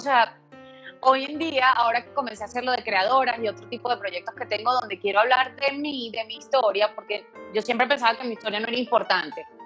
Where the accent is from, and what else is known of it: Venezuela; moved away